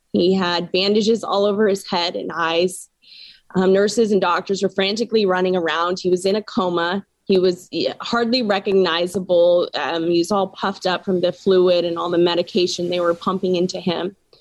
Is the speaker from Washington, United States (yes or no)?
yes; Washington, United States; I was born and raised in Washington State, so I absolutely love this state